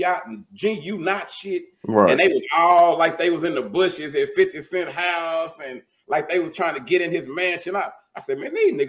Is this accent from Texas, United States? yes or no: yes; Dallas, Texas, United States; I'm from Dallas